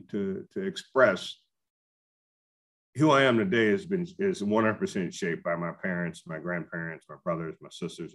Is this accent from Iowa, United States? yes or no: no; Denison, Texas, United States; moved away as an adult; now in Las Vegas, United States; my hometown of Denison, Texas